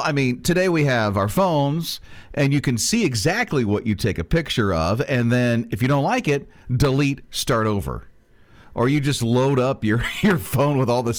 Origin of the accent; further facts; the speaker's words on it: Florida, United States; born or raised there; moved away